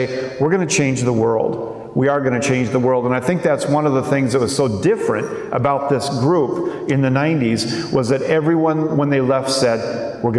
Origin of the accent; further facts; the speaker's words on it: Minnesota, United States; When I was a kid growing up in Minnesota